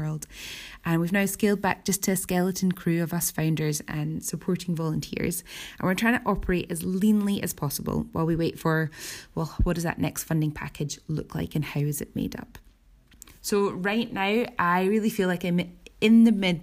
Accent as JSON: {"language": "English", "town": "Edinburgh", "region": "Scotland", "country": "United Kingdom", "said": "I come from Edinburgh, Scotland"}